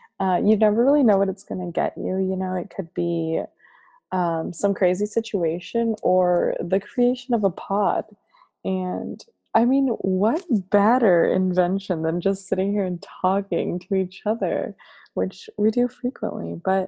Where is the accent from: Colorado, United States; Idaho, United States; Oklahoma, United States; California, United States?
California, United States; Chula Vista; I am 24 and from Chula Vista.